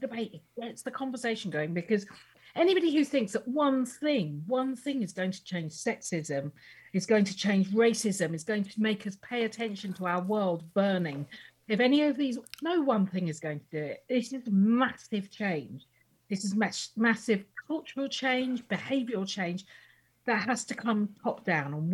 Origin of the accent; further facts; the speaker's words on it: United Kingdom; I'm a typical, second generation Indian in the UK